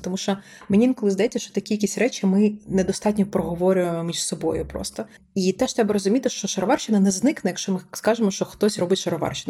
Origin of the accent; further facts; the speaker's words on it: Sumy Oblast, Ukraine; я з Сумщини